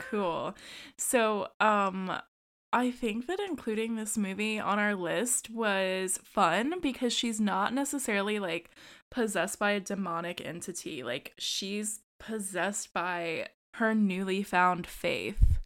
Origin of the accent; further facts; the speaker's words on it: United States; I'm the American